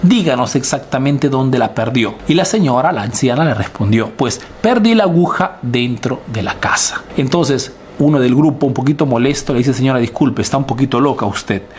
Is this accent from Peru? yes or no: yes; Peru; now in Italy